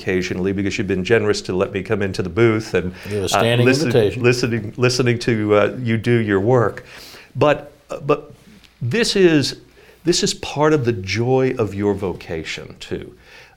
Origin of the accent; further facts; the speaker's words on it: New York, United States; moved away; growing up in New York